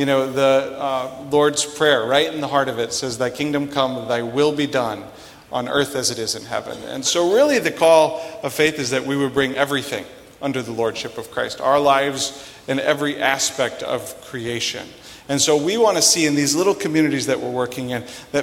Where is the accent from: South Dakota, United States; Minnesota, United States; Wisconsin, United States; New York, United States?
South Dakota, United States; Sioux Falls; I'm originally from Sioux Falls.